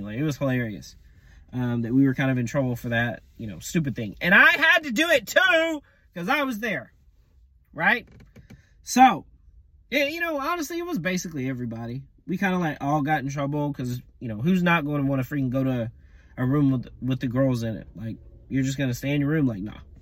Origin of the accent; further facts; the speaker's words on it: United States; moved away as an adult; also born or lived in Colombia / Nicaragua / Peru; I'm from the States, but I speak Spanish.